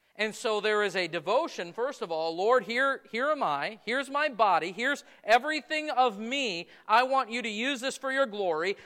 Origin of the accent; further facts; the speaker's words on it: United States; as Americans, as American Christians